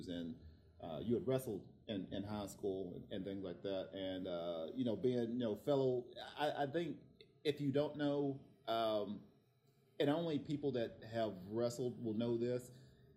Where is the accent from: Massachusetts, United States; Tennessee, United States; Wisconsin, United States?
Tennessee, United States; now in Oceanside, United States; I'm actually from Tennessee